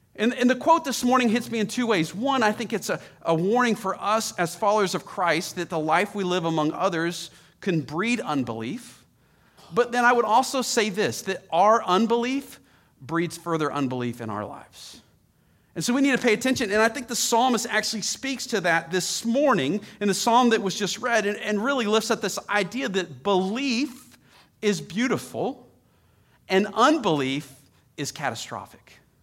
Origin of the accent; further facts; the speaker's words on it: Atlanta, Georgia, United States; I grew up in Atlanta